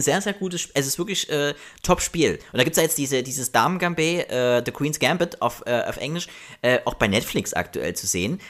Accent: GDR, East Germany, Germany; ich bin ja auch noch DDR-Kind, äh, 83er

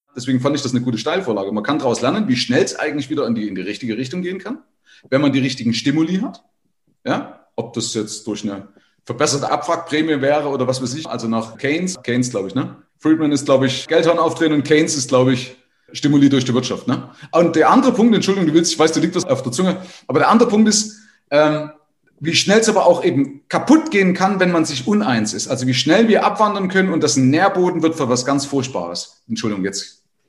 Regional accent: Bad Windsheim, Bavaria, Germany; bei mir aus dem Ort

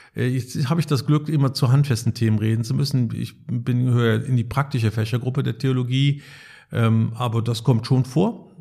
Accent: Cologne, North Rhine-Westphalia, Germany; now in Münster, Germany; Ich komme aus Köln, der treuesten Tochter Roms, wie es im Stadtwappen heißt.

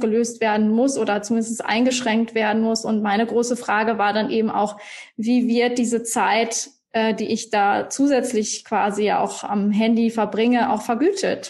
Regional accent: Iserlohn, North Rhine-Westphalia, Germany; now in Munich, Germany; ich komme ursprünglich aus Iserlohn, auch äh, NRW, bei dir um die ah. Ecke

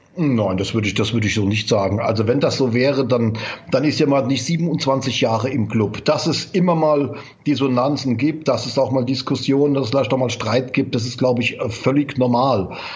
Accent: Mainz, Rhineland-Palatinate, Germany; ich bin in Mainz geboren

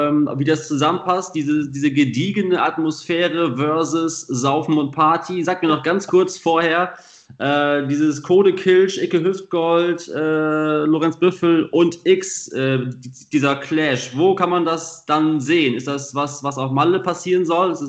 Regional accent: Austria; ich bin gebürtiger Österreicher.

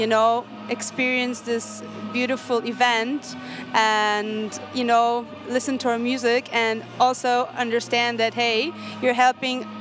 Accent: Israel; I am an Israeli and I'm from the Middle East

